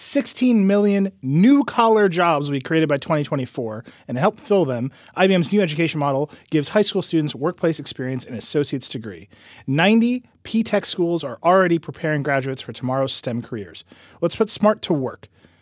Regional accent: Midwest, United States; I say this as a proud Midwesterner.

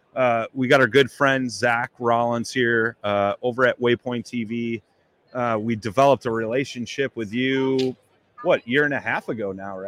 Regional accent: Chicago, Illinois, United States; I'm from Chicago

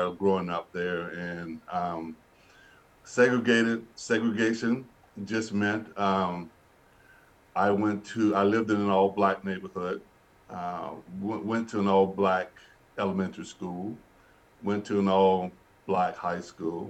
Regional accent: Birmingham, Alabama, United States; moved away as an adult; now in Winnipeg, Canada; I grew up in Birmingham, Alabama, and in the 50s and the 60s

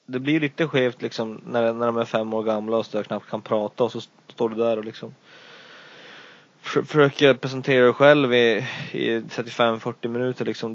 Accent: Luleå, Norrbotten County, Sweden; vi är ju alla från Luleå

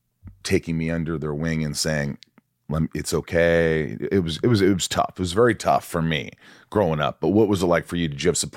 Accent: Indiana, United States; In Indiana.

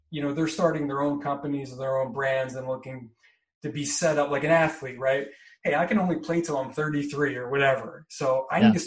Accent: East Coast, United States; But I'm from the East Coast

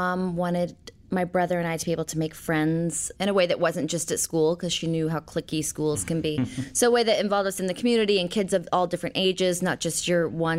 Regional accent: Portland, Oregon, United States; also born or lived in Knoxville, United States / Twin Falls, United States / Fairfax, United States; I was born in Knoxville, Tennessee. I was raised, I would say, primarily in Portland, Oregon, in Twin Falls, Idaho, and Fairfax, Virginia.

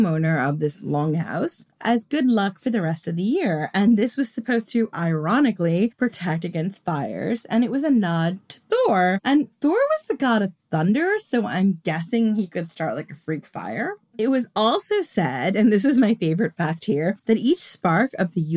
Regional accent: United States; I'm American

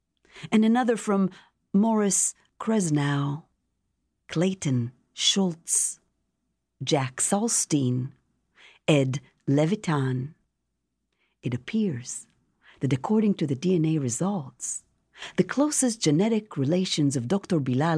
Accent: Jerusalem, Jerusalem District, Israel; now in United States; And the book is a memoir of growing up in Jerusalem, coming to this country, meeting her, and the whole process of creating the show

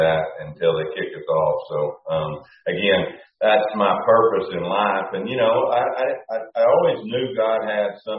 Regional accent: central Oklahoma, United States; we coon hunted when I was four, and we had a lot of good coons. But the deer, they were really around here in central Oklahoma

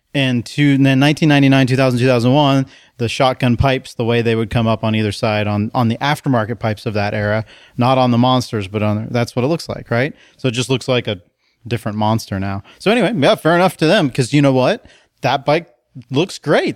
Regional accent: United States; now in Portland, United States; I'm American

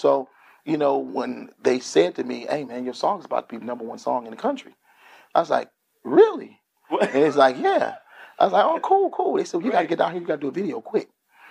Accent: Grand Rapids, Michigan, United States; I grew up in Grand Rapids, Michigan, where Grand Rapids is the second largest city in the state of Michigan.

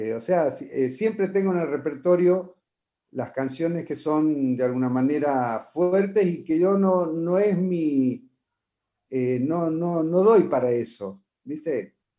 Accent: Buenos Aires Province, Argentina; also born or lived in Santiago del Estero; me crié prácticamente en Buenos Aires, conozco su idiosincrasia

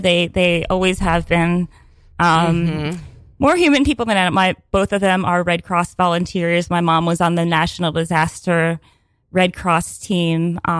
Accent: Pennsylvania, United States; Well, I grew up like in Pennsylvania, and I was obsessed with horses as a child

